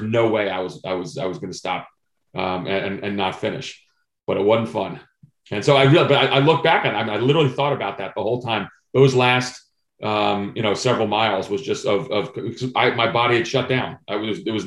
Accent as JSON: {"language": "English", "region": "New Jersey", "country": "United States", "tie": "born or raised there", "moved": "yes", "lives_now": "Vienna, Virginia, United States", "said": "I grew up in New Jersey"}